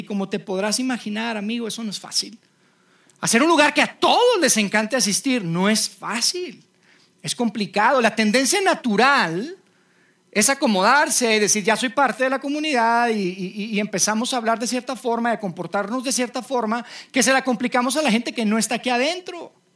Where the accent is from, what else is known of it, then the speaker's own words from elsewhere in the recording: Mexico; yo soy mexicano